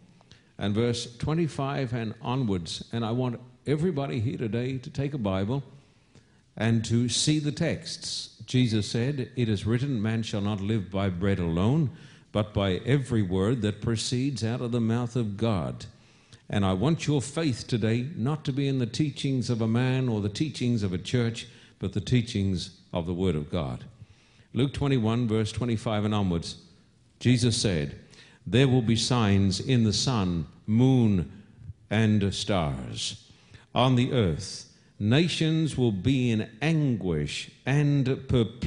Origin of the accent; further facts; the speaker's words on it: Australia; accent: Australian; my Australian accent